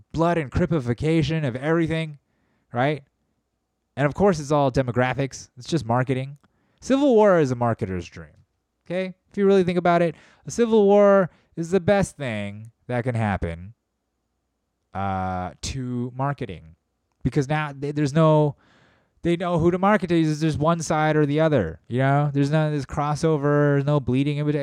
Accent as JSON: {"language": "English", "country": "United States", "said": "being an American"}